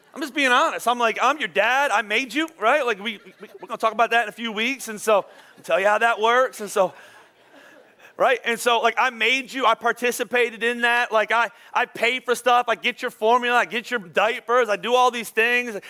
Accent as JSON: {"language": "English", "town": "Philadelphia", "region": "Pennsylvania", "country": "United States", "said": "I'm from Philadelphia"}